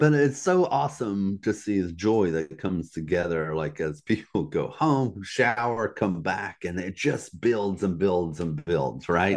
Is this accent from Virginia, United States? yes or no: yes; Virginia, United States; also born or lived in Southeast United States; in Virginia, my hometown, Troublesome Hollow